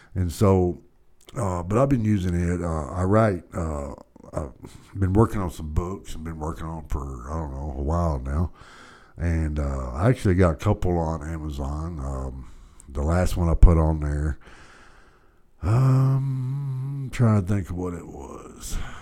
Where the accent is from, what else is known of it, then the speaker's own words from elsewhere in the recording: Dallas, Texas, United States; I was born and raised in Dallas